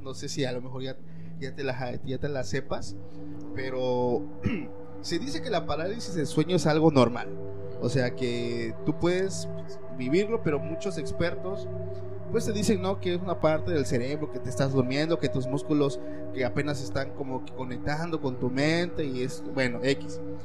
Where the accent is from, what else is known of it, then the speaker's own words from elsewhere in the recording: Mexico; me apego mucho a la creencia que hay en mi país, que es México